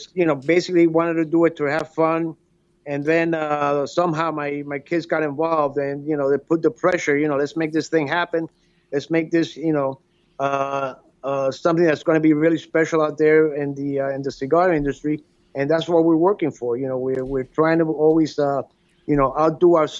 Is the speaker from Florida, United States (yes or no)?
yes; Miami, Florida, United States; growing up in Miami with my father and the cigar, small cigar company that we had